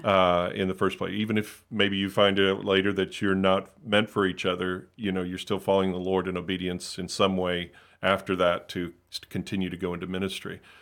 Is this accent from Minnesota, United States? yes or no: no; Hollywood, Florida, United States; I grew up in South Florida in the Miami, Fort Lauderdale area, Hollywood specifically